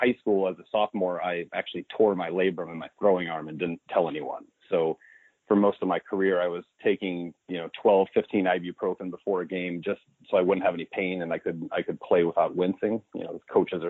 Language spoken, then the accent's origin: English; Northwest Indiana, United States; also born or lived in Chicago, Illinois; I grew up in what's called the region. It's Northwest Indiana, right outside Chicago